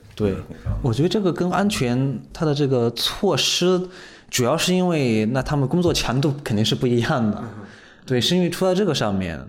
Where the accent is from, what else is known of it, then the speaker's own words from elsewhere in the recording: China; 身为中国人